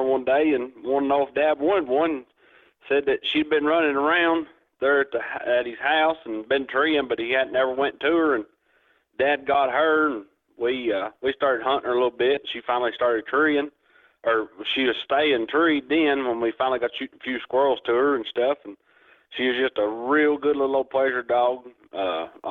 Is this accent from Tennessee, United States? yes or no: yes; Jamestown, Tennessee, United States; I'm from Jamestown, Tennessee